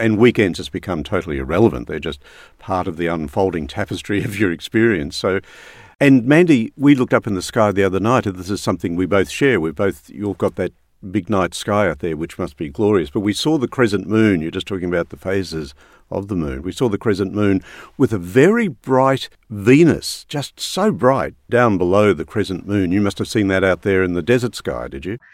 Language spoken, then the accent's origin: English; Brisbane, Queensland, Australia; I did grow up in Brisbane, so there's that Queensland thing still in me